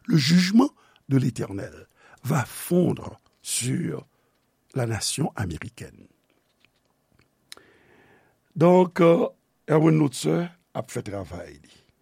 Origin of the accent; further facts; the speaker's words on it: Haiti; peyi de nesans mwen, peyi nou, Haiti.